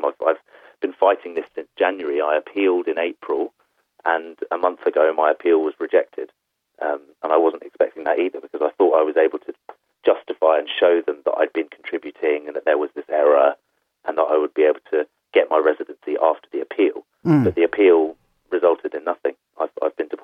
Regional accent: United Kingdom; moved away as an adult; now in Denmark; as a British person, as a Remainer

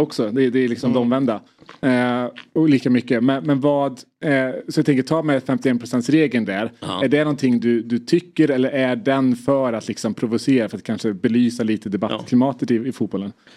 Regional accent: Värmland, Sweden; identifierar mig först och främst som värmlänning

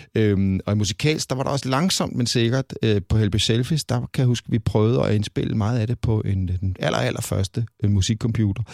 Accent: Copenhagen, Capital Region of Denmark, Denmark; jeg kommer fra København

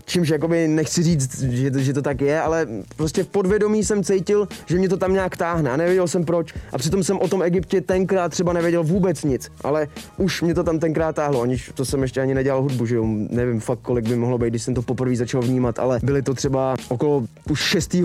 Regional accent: Czechia; u nás v Čechách

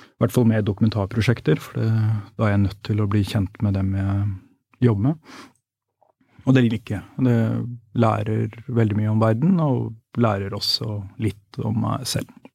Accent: Norway; jeg er jo vokst opp her

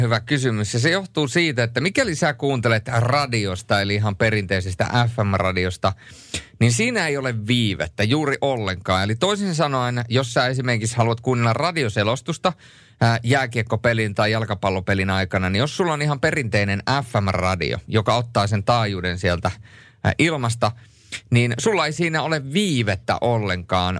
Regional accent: Turku, Southwest Finland, Finland; kahdeskymmenesensimmäinen viidettä tuhatyhdeksänsataakahdeksankymmentäyhdeksän olen syntynyt Turussa

